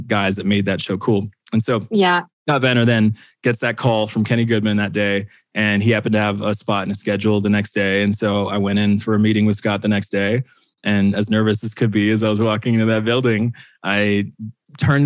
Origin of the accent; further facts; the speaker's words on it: Canada; I grew up on Much Music